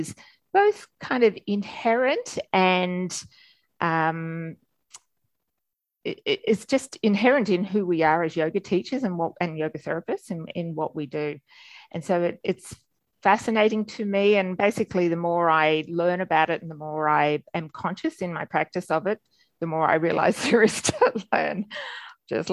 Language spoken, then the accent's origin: English; Melbourne, Victoria, Australia; accent: Australian; moved away as an adult; also born or lived in Sydney / Canberra / Gold Coast hinterland / New York City; As you can tell from my accent, I'm Australian. I'm born and bred in Melbourne